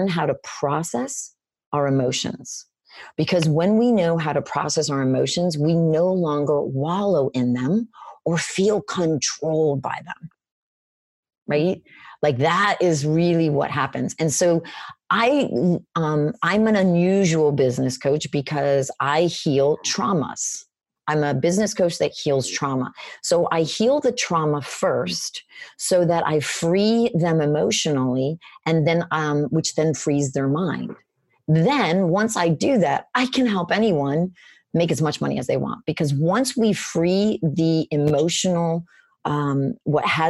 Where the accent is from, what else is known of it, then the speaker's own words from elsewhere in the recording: Florida, United States; moved away; also born or lived in Boston; I'm in Boston right now. So I'm from Florida.